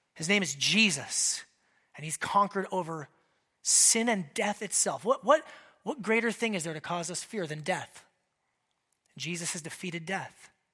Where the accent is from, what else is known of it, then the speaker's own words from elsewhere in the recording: Alaska, United States; a kid growing up in Alaska, I spent a decent amount of time in, in that size of a fishing boat